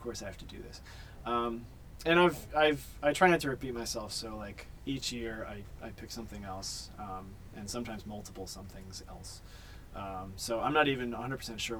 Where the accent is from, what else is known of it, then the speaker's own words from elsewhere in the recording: Philadelphia, Pennsylvania, United States; moved away; I'm originally from Philly